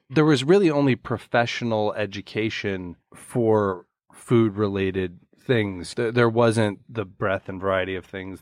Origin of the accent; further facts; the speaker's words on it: Chicago, Illinois, United States; my house where I grew up in Chicago